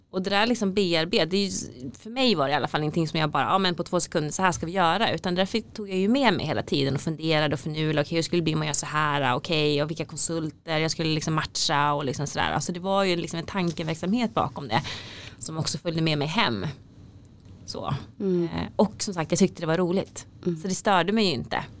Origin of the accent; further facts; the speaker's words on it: Falun, Dalarna County, Sweden; moved away as an adult; also born or lived in South Korea / Uppsala; har jag vuxit upp i, i Falun